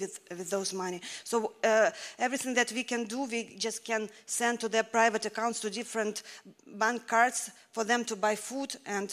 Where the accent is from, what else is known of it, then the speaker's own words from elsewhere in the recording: Ukraine; moved away as an adult; also born or lived in Moscow, Russia; We are actually from Ukraine. We almost 20 years ago went as missionaries to Moscow